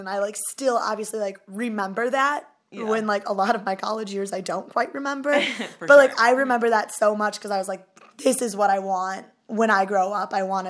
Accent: Wauwatosa, Wisconsin, United States; moved away as an adult; now in Chicago, United States; Milwaukee, where I'm from. Mm-hmm. Well, I've never actually lived in the city of Milwaukee. I'm actually from Wauwatosa

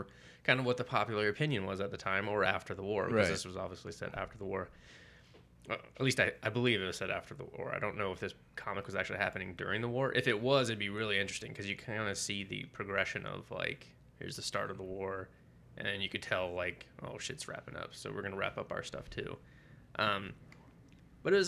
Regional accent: United States; growing up in the States

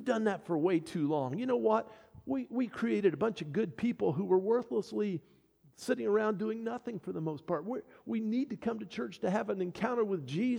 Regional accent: United States; I'm a child of God who happens to be an American

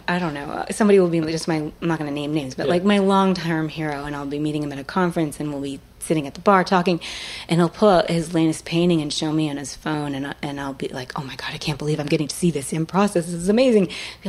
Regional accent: Salem, Massachusetts, United States; Yep, I grew up in Salem, Massachusetts.

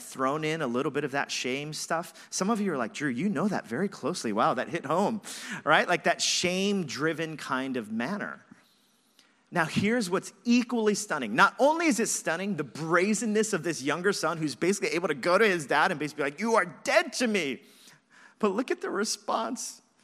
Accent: Los Angeles, California, United States; moved away as an adult; I grew up in Los Angeles, moved here when I was twenty-one years old

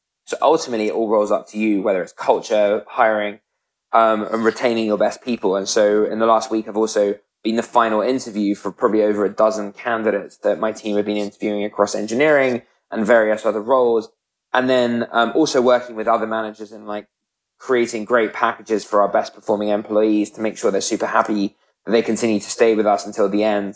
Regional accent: United Kingdom; moved away as an adult; now in United States

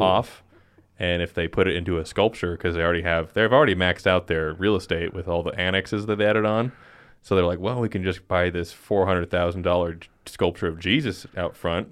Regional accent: Rock Springs, Wyoming, United States; I was born in Rock Springs, Wyoming, which is just a hellhole.

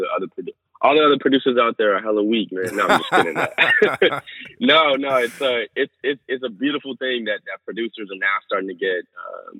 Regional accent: Berkeley, California, United States; also born or lived in Oakland; now in San Francisco, United States; I come from Berkeley, grew up in Oakland and Berkeley

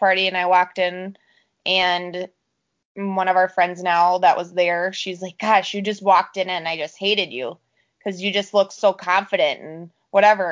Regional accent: Cannon Falls, Minnesota, United States; now in Red Wing, United States; I'm from Cannon Falls, Minnesota, and I now live in Red Wing.

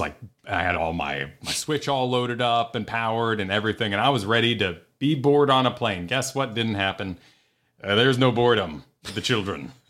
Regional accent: New Mexico, United States; moved away as an adult; now in Florida, United States; I grew up 'cause, you know, eight to, through all of high school, I was in New Mexico

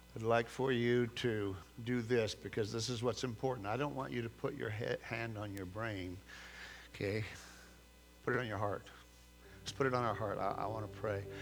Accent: California, United States; moved away; growing up in California

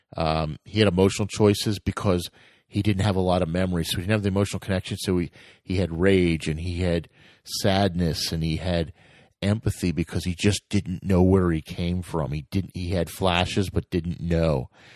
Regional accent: United States; I'm from America

